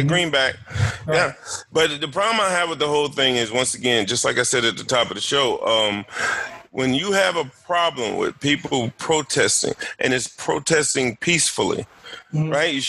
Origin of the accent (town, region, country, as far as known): United States